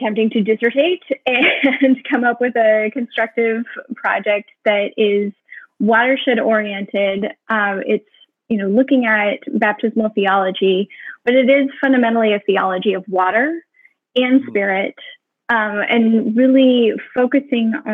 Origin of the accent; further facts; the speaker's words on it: Seattle, Washington, United States; I grew up in the Seattle area